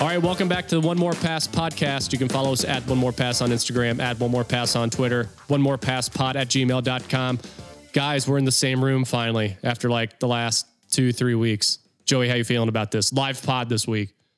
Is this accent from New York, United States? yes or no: no; North Carolina, United States; I'm from North Carolina